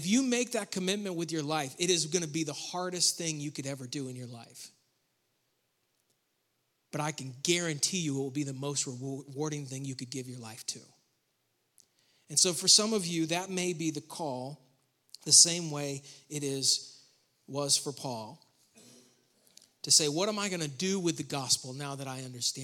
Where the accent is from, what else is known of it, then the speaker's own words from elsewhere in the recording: Western New York, United States; moved away as an adult; also born or lived in Rowan County, North Carolina; now in North Carolina, United States; I grew up in Western New York